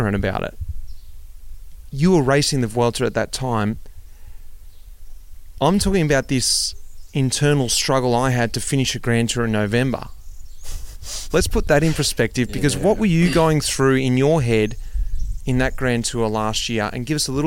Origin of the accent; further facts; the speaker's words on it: Australia; moved away; I'm an Australian, I'm over here, I don't get to see my extended family